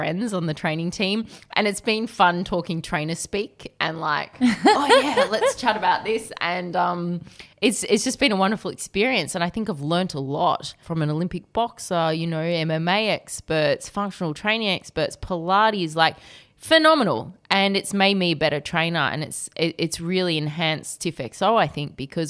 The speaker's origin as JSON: {"language": "English", "country": "Australia", "said": "I'm Aussie as well."}